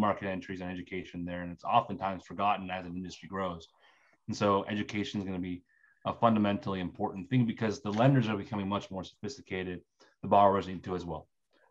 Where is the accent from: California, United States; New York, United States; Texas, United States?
California, United States; my home state of California